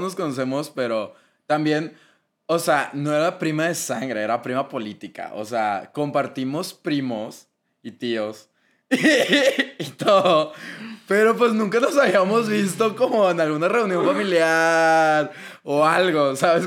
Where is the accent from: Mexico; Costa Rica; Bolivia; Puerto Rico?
Mexico; Monterrey, Nuevo León; accent: regio; por el acento que tenemos. Que según yo, no tenemos acento.